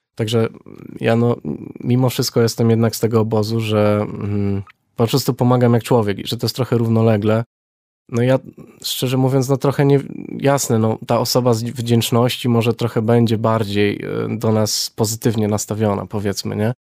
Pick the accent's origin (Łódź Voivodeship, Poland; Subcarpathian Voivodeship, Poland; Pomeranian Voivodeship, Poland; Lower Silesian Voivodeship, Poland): Lower Silesian Voivodeship, Poland; Wrocław; pochodzę z Wrocławia